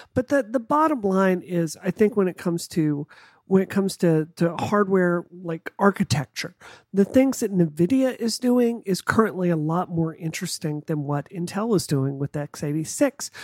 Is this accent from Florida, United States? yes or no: no; Mississippi, United States; growing up in Mississippi, it's not a secret that it's one of the poor states in the country